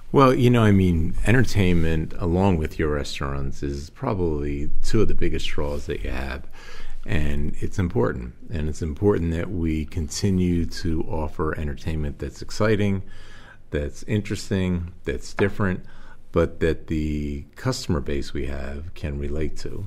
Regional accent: Philadelphia, Pennsylvania, United States; moved away as an adult; also born or lived in Atlantic City / Las Vegas / Singapore; now in Waterloo, United States; I was uh, born and raised in Philadelphia and attended uh, grade school and high school in Philadelphia and college

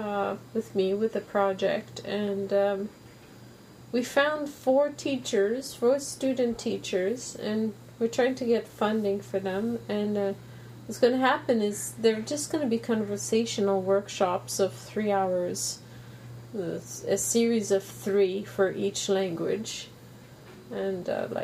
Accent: Canada; I'm from Canada.

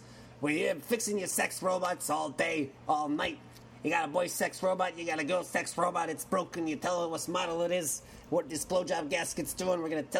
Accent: Texas, United States; Like I said, you know, I'm living down in Texas. As you might have heard from my accent, I'm born and bred in Texas.

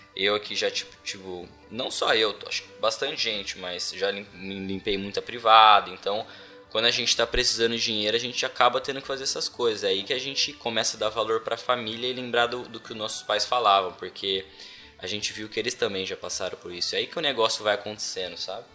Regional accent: Brazil; moved away as an adult; now in Ireland; Primeira vez que eu saí do Brasil

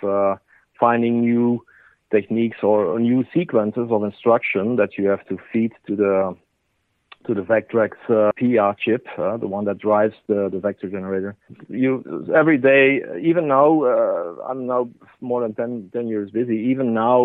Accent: Belgium; here in Belgium

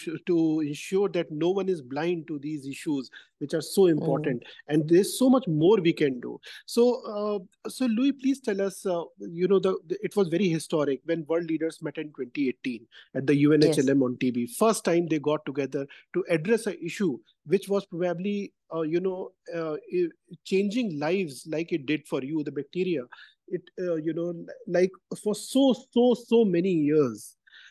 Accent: India; I come from India

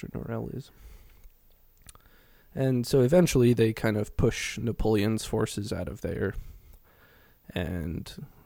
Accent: United Kingdom; We're British.

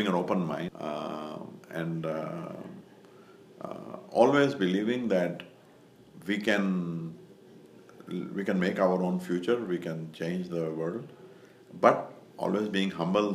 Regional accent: India; moved away as an adult; now in United States; I grew up in India. I was there until I was 19

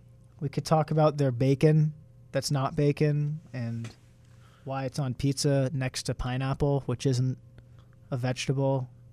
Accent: United States

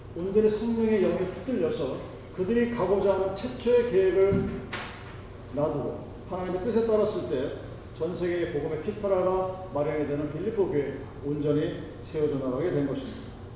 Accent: South Korea; born or raised there; moved away as an adult

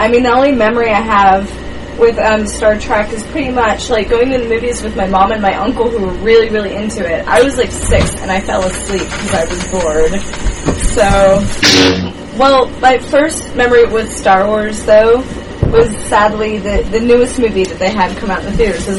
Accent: the South, United States; I'm a Southerner.

